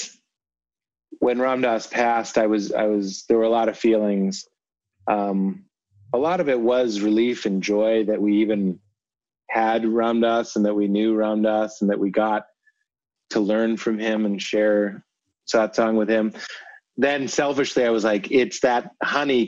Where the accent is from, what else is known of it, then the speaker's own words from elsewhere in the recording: Boston, Massachusetts, United States; We're both from Boston.